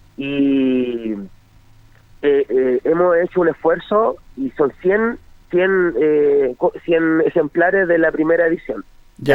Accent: Longaví, Maule, Chile; yo soy oriundo de Longaví, del sector de la tercera

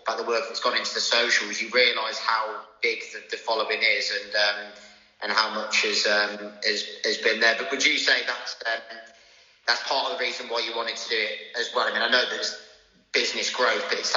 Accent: Shrewsbury, West Midlands, United Kingdom; Shrewsbury. That's where I was born, actually. I'm from Shrewsbury

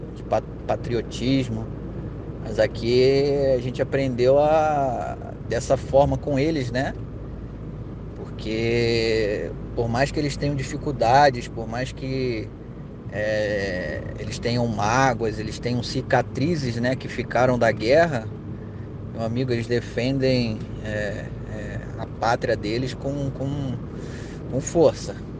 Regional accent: Brazil; also born or lived in Rio de Janeiro; now in Kosovo; a gente é brasileiro

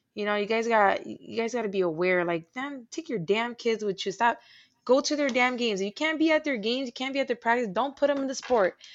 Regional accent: Puerto Rico; moved away; I was born in Puerto Rico

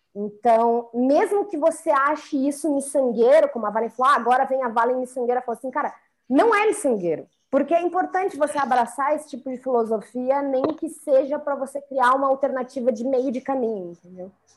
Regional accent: Brazil; nós, como brasileiros

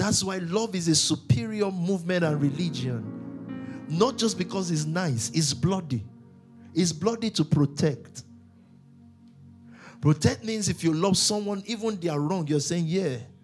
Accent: Nigeria; I'm a Nigerian

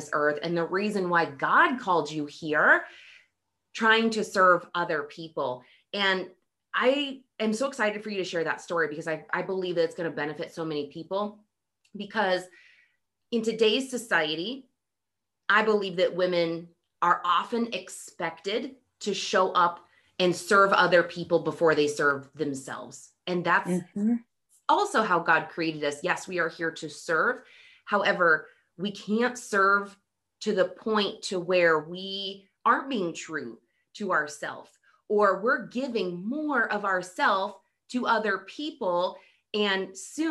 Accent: Montana, United States; Montana, my home state

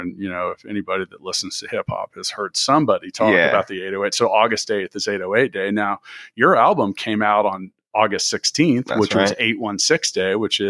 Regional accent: Kansas City, Missouri, United States; born or raised there

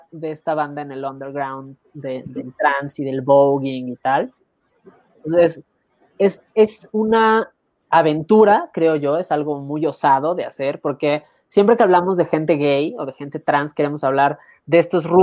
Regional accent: Mexico

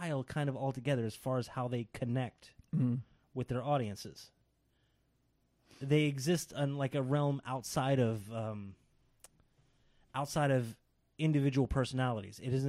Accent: United States; as an American audience member

